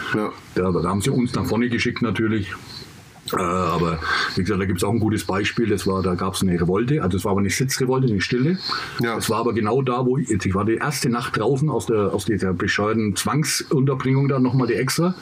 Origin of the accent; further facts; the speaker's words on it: England, United Kingdom; now in Germany; ich bin ja Engländer